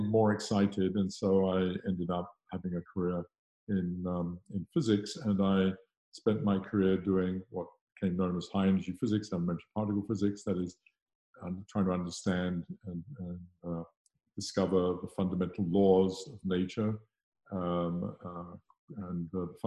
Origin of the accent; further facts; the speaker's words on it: South West England, United Kingdom; moved away as an adult; now in Los Angeles, United States; I'm British. I was born in the west of England, and I got on my entire education in the UK